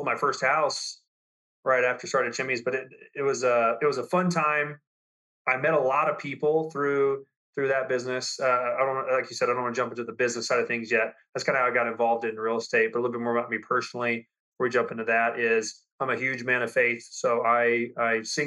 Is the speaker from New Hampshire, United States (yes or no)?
no; Lubbock, Texas, United States; I grew up in Lubbock, Texas.